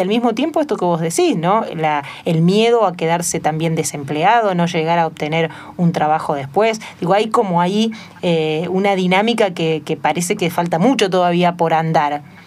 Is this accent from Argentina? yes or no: yes; Argentina; un país eh, como la Argentina